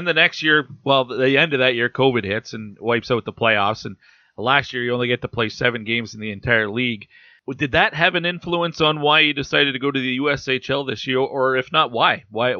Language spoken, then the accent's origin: English; Western Canada, Canada; we grew up in Western Canada. It's the WHL's backyard.